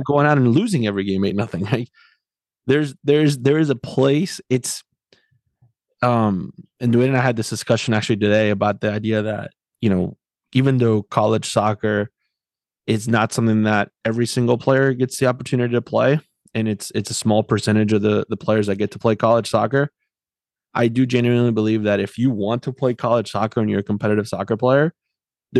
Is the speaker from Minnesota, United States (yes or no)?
no; South Florida, United States; moved away as an adult; also born or lived in Tennessee; I grew up in South Florida, then lived shortly in Tennessee, and now I've been in this part of the country for the last 8 years.